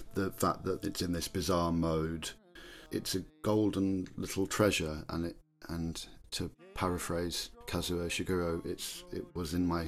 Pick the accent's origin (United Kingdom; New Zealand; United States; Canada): United Kingdom; England; I think it's a very important thing for us as English people to recognise that we're capable of weird, wonderful little things.